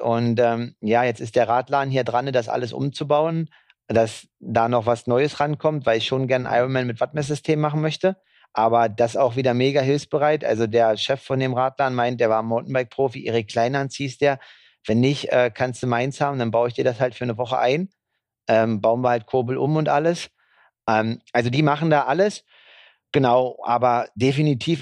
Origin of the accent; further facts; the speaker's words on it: Germany; als Deutscher